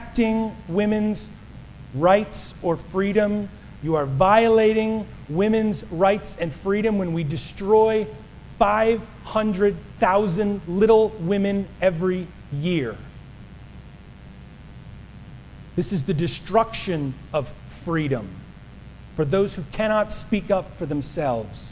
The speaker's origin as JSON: {"language": "English", "region": "New Jersey", "country": "United States", "tie": "born or raised there", "moved": "yes", "said": "my home state, Atlantic City"}